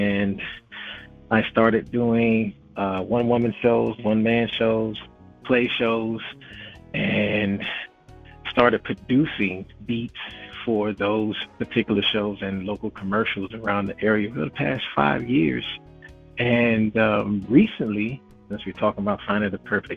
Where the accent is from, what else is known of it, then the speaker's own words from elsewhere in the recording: Philadelphia, Pennsylvania, United States; moved away as an adult; now in Atlanta, United States; I'm from Philadelphia. I was born and raised on the north and the south side of the East Coast